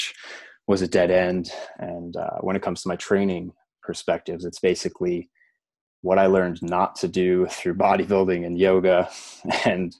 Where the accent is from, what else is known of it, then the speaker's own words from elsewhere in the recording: United States; I grew up right outside New York City